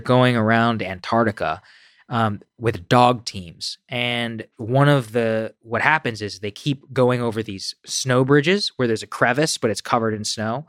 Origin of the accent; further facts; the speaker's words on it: College Station, Texas, United States; moved away; I was raised in College Station, Texas, which is a town of fifty thousand